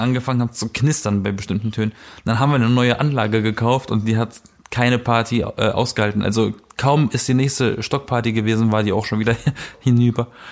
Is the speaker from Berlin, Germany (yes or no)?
yes; Berlin, Germany; ich komme aus Berlin